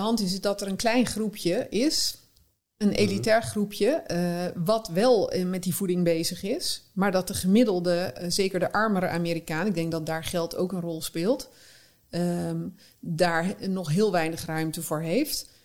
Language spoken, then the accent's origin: Dutch; North Brabant, Netherlands; born or raised there; moved away